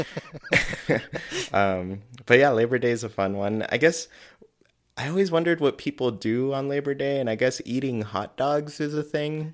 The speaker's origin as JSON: {"language": "English", "region": "California", "country": "United States", "moved": "yes", "said": "I'm originally from California"}